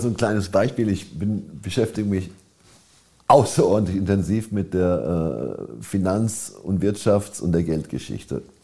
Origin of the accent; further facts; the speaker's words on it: Germany; ich bin ein Deutscher